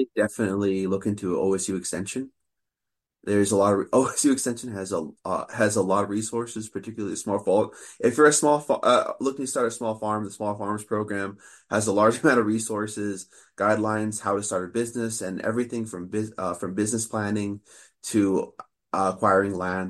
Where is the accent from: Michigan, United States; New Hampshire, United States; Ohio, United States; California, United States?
California, United States; Sacramento; moved away as an adult; now in Oregon, United States; I grew up in the Sacramento area